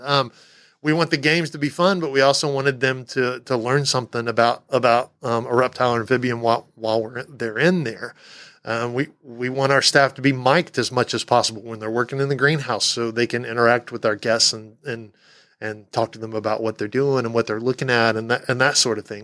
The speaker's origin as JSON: {"language": "English", "region": "Texas", "country": "United States", "moved": "yes", "said": "I'm from Texas"}